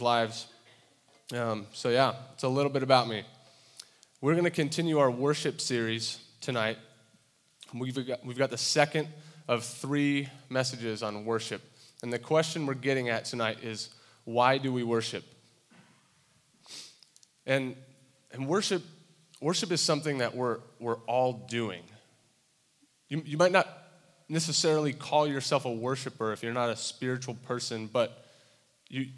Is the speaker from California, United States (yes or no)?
yes; Santa Barbara, California, United States; moved away as an adult; now in Iowa, United States; I grew up in Santa Barbara, California